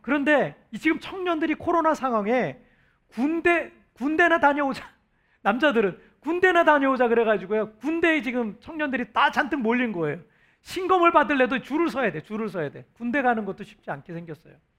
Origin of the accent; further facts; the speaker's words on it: South Korea; now in Cebu, Philippines